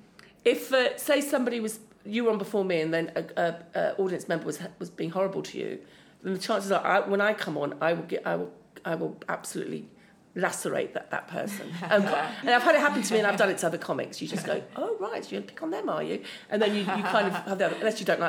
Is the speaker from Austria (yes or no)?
yes; Austria; accent: Viennese and Upper Austrian; English is a second language; My intonation is still Austrian.